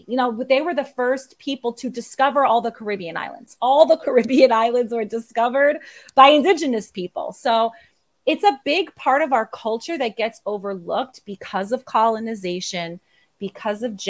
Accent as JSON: {"language": "English", "country": "United States", "tie": "born or raised there", "moved": "as an adult", "lives_now": "Puerto Rico", "said": "I am originally from the Puerto Rico diaspora. I grew up in New Jersey, New York area."}